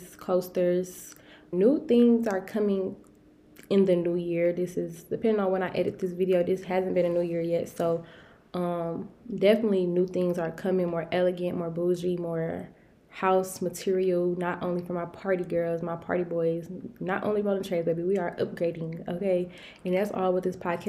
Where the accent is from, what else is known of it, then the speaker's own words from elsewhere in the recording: Detroit, Michigan, United States; also born or lived in Albany, Georgia; I am from Detroit, Michigan